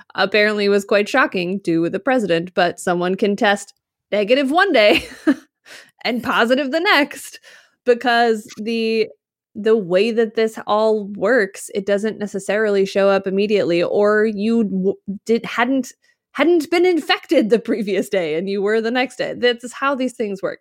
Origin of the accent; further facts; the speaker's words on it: Utah, United States; moved away; also born or lived in Midwest; When I grew up in Utah, I grew up skiing